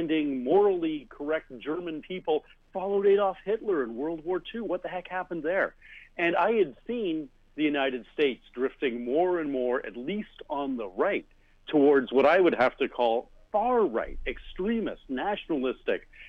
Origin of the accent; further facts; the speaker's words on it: Canada; I am a Canadian science fiction writer and a member of the Order of Canada